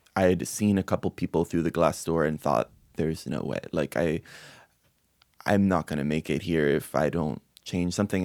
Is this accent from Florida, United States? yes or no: yes; Miami, Florida, United States; I'm Cuban American. I grew up my whole life, as many Cuban Americans do in Miami